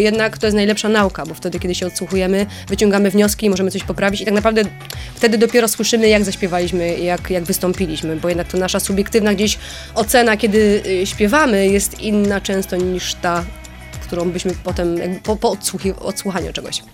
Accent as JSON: {"language": "Polish", "town": "Bytom", "region": "Silesian Voivodeship", "country": "Poland", "said": "ja jestem z Bytomia"}